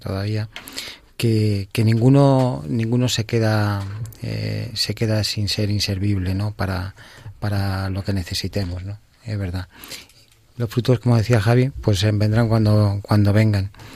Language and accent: Spanish; Getafe, Community of Madrid, Spain; Nuestra Señora de los Ángeles de, que es la patrona de la diócesis de Getafe, sin duda. la de mi pueblo